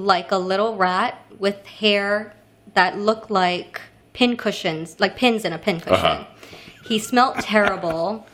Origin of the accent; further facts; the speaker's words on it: Kailua-Kona, Hawaii, United States; moved away as an adult; also born or lived in Honolulu, Hawaii; now in New York, United States; So I'm originally from Hawaii